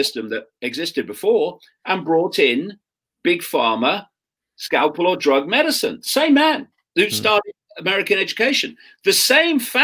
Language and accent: English; Leicester, East Midlands, United Kingdom; I grew up in Leicester in the 1950s, 1960s, in a Labour Party household.